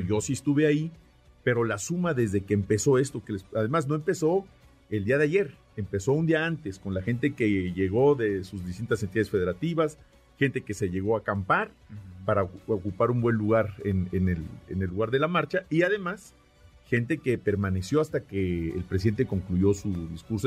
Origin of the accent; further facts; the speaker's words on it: Mexico; nos hemos conformado como mexicanos